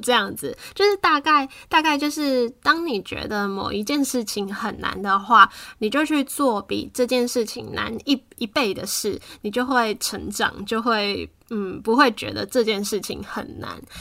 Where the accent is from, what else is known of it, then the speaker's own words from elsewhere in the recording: Taiwan; moved away; 因为从台湾离开的话，你很清楚，你终究会回来